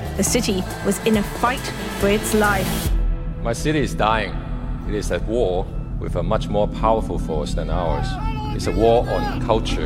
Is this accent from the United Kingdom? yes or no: no; Hong Kong; When I was a child growing up in Hong Kong